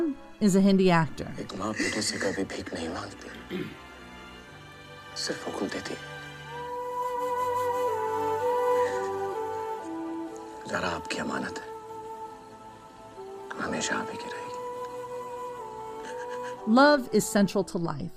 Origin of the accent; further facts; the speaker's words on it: Los Angeles, California, United States; I grew up in Los Angeles